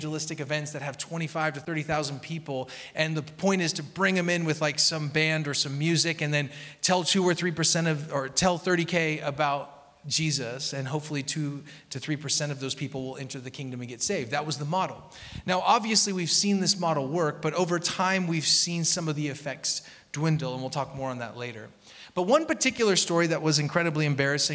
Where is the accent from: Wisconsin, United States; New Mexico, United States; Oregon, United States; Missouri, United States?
Oregon, United States; Portland; I grew up in Portland